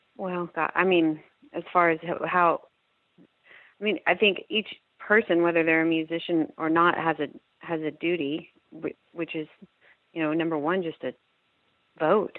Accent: Austin, Texas, United States; I'm from Austin, Texas

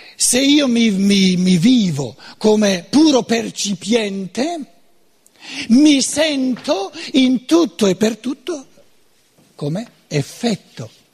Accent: Germany; Italian is a second language; un povero tedesco

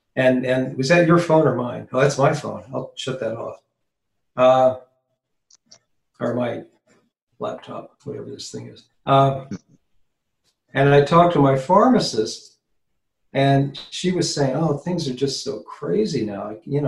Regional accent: Arizona, United States; also born or lived in Hollywood; I'm from Arizona. Oh, no kidding. Yeah, I was born and raised here. And then in about 1975, I moved off to Hollywood to become a Hollywood reporter.

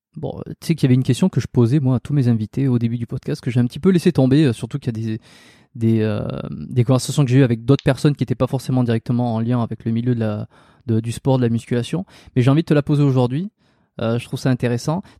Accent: south-west France, France; je suis originaire, originaire du Sud-Ouest

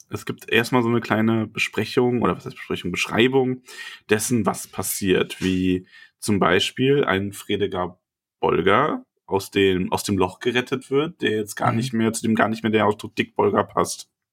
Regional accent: Bavaria, Germany; hier bei uns in Bayern

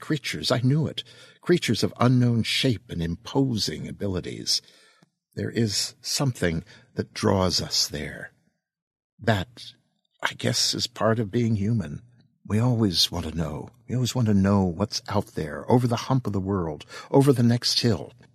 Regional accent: East Coast of the United States, United States; I'm a kid from the East Coast of the United States

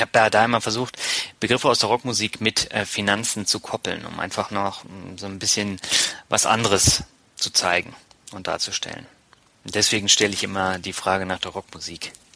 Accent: Lübeck, Schleswig-Holstein, Germany; als äh, Lübecker

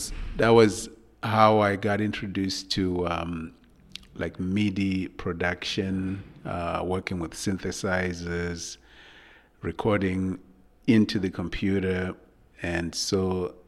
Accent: Zimbabwe; moved away as an adult; also born or lived in London, United Kingdom; I moved to London to pursue my education. I was coming from Zimbabwe

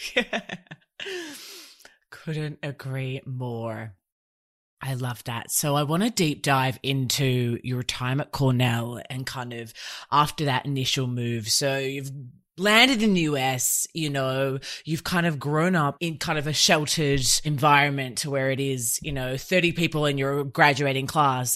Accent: Australia; I was born here in Oz

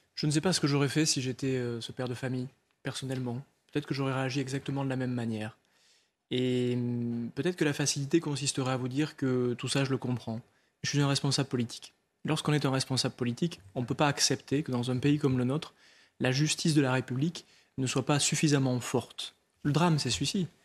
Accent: Lot, Occitania, France; Je viens du Lot. Dans cette terre, on sait respecter la mémoire et le deuil des familles

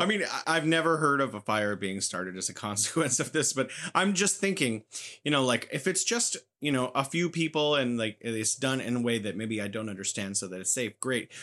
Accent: United States; also born or lived in San Francisco; I am an American

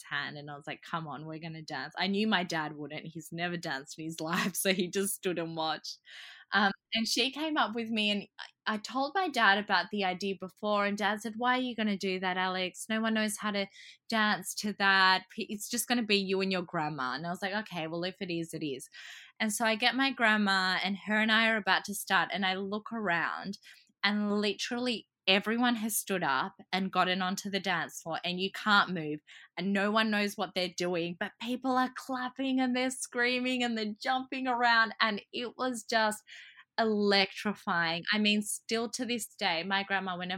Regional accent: Australia; also born or lived in Croatia; I was born in Croatia, but I've grown up here and I really identify as being Australian.

